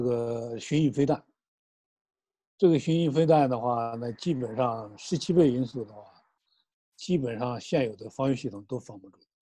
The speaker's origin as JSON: {"language": "Chinese", "country": "China", "said": "我们中国人"}